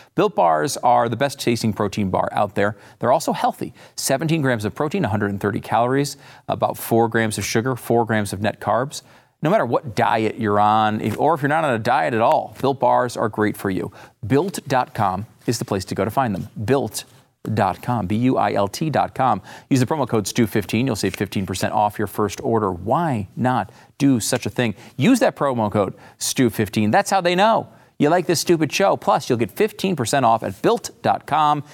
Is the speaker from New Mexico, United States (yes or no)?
no; Connecticut, United States; moved away as an adult; also born or lived in Florida / Pennsylvania; now in Texas, United States; I grew up in Connecticut.